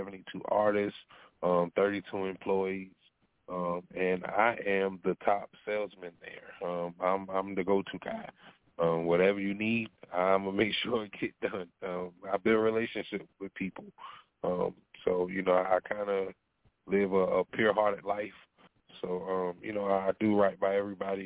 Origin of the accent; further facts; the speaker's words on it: Walterboro, South Carolina, United States; also born or lived in Bremerton, Washington; I'm from Walterboro, South Carolina